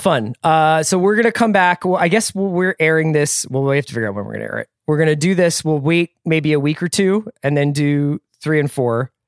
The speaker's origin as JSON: {"language": "English", "country": "United States", "said": "As an American office drone"}